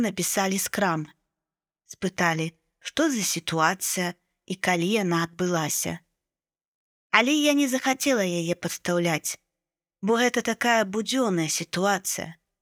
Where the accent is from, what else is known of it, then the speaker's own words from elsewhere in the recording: Belarus; Я з Беларусі, і гэта беларуская мова.